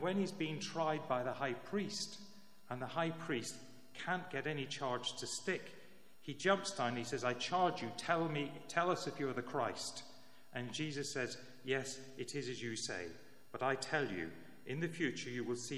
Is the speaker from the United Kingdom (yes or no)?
yes; Northern Ireland, United Kingdom; When I was growing up in Northern Ireland